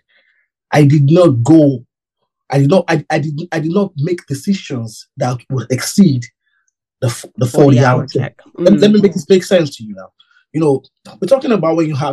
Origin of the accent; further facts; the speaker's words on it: Nigeria; moved away; I grew up in Nigeria.